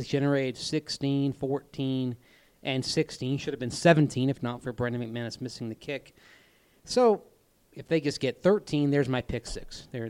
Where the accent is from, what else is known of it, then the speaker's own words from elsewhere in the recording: Tampa, Florida, United States; now in Denver, United States; I'm from Tampa.